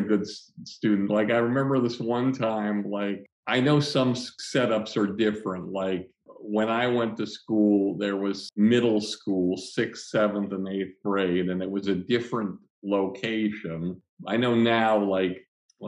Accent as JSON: {"language": "English", "town": "Longmeadow", "region": "Massachusetts", "country": "United States", "tie": "born or raised there", "said": "I grew up in Long Meadow, Massachusetts"}